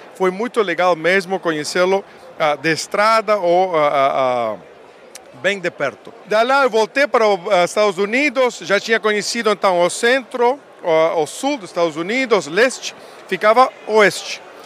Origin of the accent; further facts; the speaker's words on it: Uruguay; accent: Uruguayan; Portuguese is a second language; moved away as an adult; also born or lived in Montevideo, Uruguay / United States; now in Brazil; Eu, sou sotaque uruguaio. Eu nasci lá em Montevideo, mas eu me criei numa fazenda.